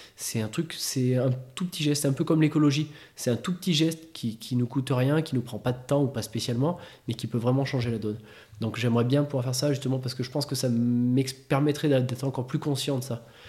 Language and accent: French; Clermont-Ferrand, Auvergne-Rhône-Alpes, France; à Clermont, voilà, on est des Auvergnats